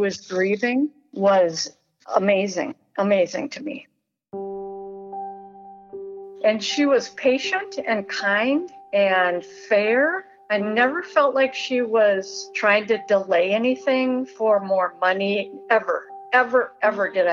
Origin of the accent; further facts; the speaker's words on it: Hopkins, Minnesota, United States; I am from Hopkins, Minnesota